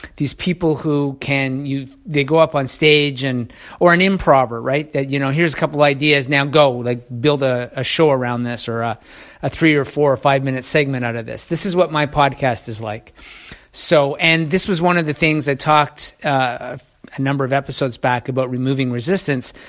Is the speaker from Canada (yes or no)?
yes; Canada; I'm Canadian